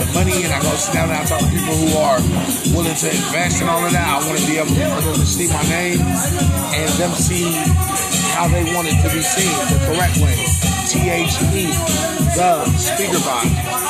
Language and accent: English; West Coast, United States; I'm from the West Coast. And that sound is an original sound for me.